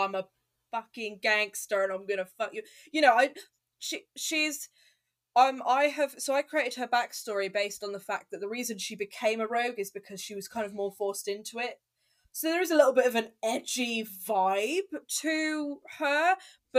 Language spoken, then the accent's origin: English; Telford, West Midlands, United Kingdom; I'm from Telford, and I used to work in a co-op in Telford